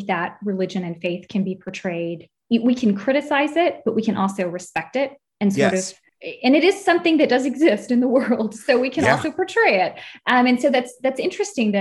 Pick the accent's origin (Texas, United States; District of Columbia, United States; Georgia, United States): Texas, United States; now in Germany; I am definitely an American, originally from Texas, but I live in Germany